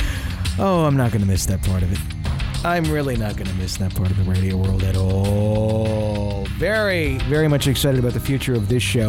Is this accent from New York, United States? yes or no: no; Fond du Lac, Wisconsin, United States; my hometown